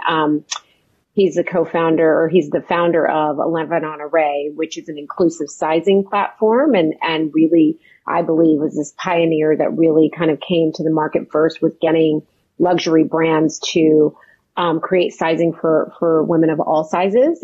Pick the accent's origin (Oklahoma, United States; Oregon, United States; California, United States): Oklahoma, United States; also born or lived in New York; I was raised in Oklahoma